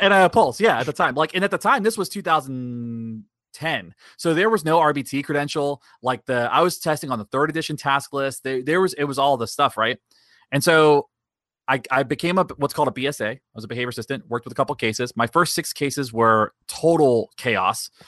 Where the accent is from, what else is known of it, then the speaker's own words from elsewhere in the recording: Daytona Beach, Florida, United States; I was born and raised in Daytona Beach. I've lived here my whole life